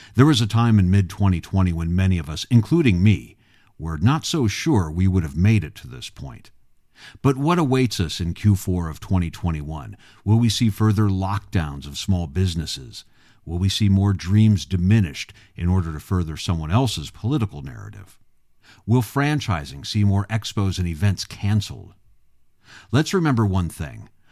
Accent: Illinois, United States; my home state of Illinois

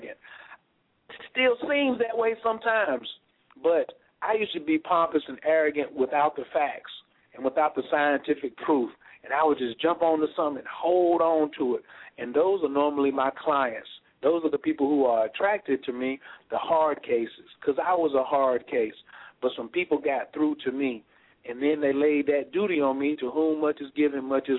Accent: North Carolina, United States; I was raised in North Carolina, first in flight.

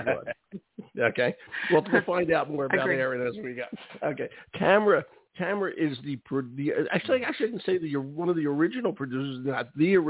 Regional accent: Philadelphia, Pennsylvania, United States; I grew up in Philadelphia. Okay, went all through Philly schools and everything else

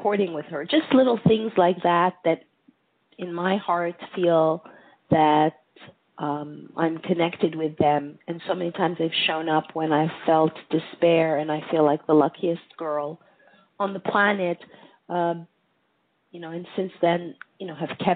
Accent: Montreal, Quebec, Canada; moved away; also born or lived in United States / Greece; I grew up in Montreal, which is not America

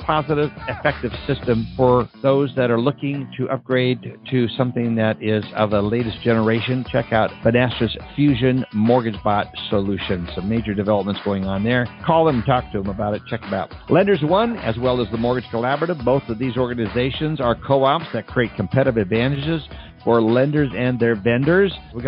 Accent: North Dakota, United States; moved away; I grew up in North Dakota, so I hit the ground up there, and I all of a sudden start seeing the singy-songy Norwegian way up there. So yes, I'm 100% Norwegian

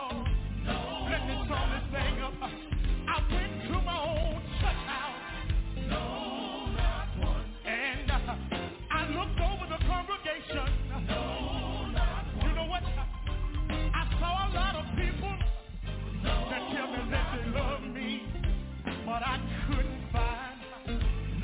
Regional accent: Dumas, Arkansas, United States; moved away; From a little town about 89 miles away from here called Dumas, Arkansas

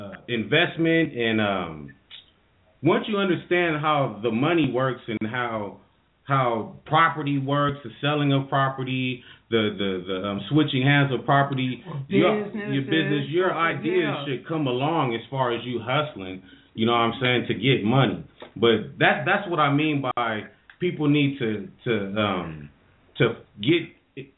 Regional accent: Sacramento, California, United States; we're from California, from Sacramento.

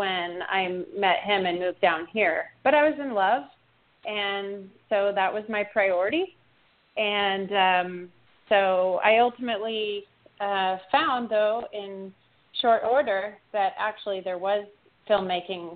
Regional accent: Oregon, United States; also born or lived in Florida; I was born in Florida, but raised in Oregon

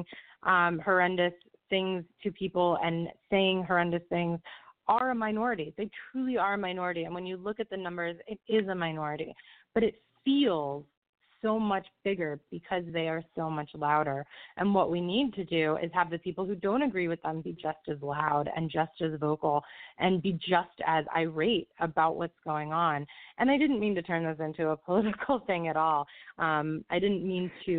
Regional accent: just outside of Tampa Bay, Florida, United States; moved away as an adult; also born or lived in New York; now in Brooklyn, New York, United States; I was born and raised in Florida. I grew up in Florida, just outside of Tampa Bay

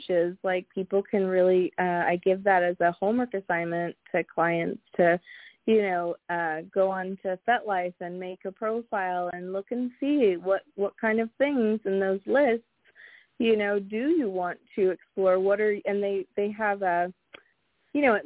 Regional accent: San Francisco Bay Area, California, United States; I grew up in the San Francisco Bay Area

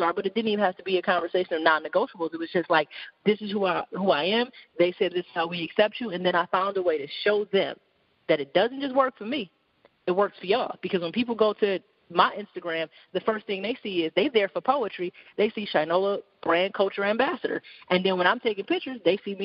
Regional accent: Detroit, Michigan, United States

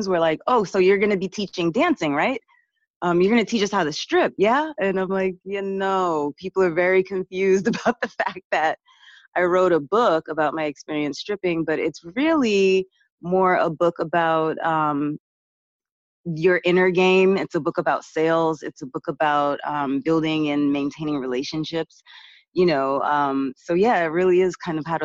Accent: Boston, Massachusetts, United States; moved away as an adult; also born or lived in New York; I grew up in Boston and came to school in New York to study acting at NYU

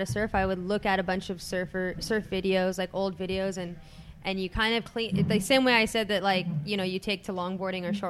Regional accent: Long Beach, California, United States; I grew up in Long Beach, California

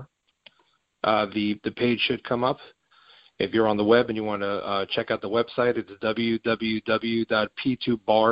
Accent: New Jersey, United States; I am from New Jersey, from a small town in New Jersey

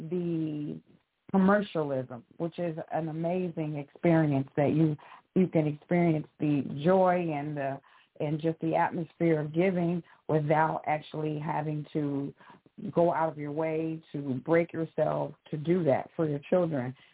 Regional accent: St. Louis, Missouri, United States; now in Memphis, United States; in Memphis, Tennessee.

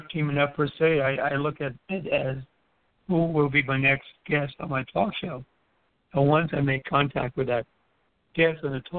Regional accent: U.S. Virgin Islands; grew up in the Virgin Islands. Basically, we say hello, good morning to everyone.

